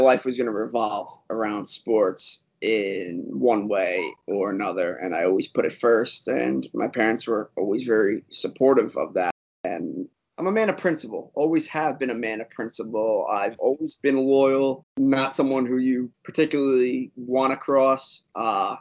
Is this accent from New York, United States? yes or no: yes; Westchester County, New York, United States; Born, raised in New York, from a county called Westchester